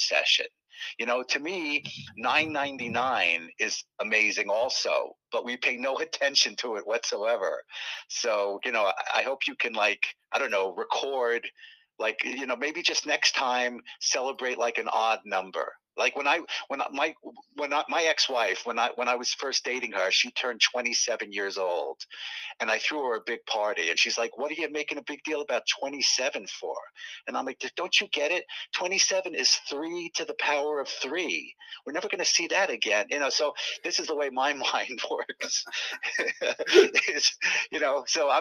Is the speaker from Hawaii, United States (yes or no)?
no; New York City, New York, United States; I grew up in Manhattan, New York